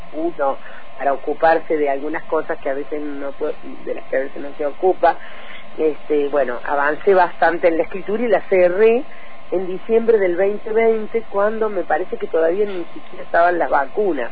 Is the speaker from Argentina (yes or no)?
yes; Oliva, Córdoba, Argentina; born or raised there; moved away; also born or lived in Arroyo Cabral, Córdoba / Sierras Chicas, Córdoba